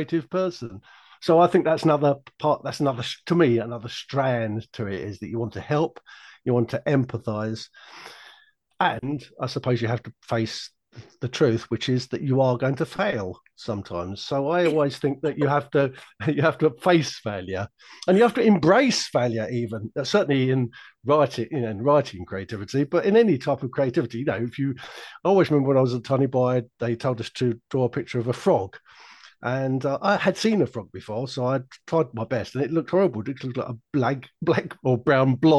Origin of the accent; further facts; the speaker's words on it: London, United Kingdom; When I was a little boy growing up in South London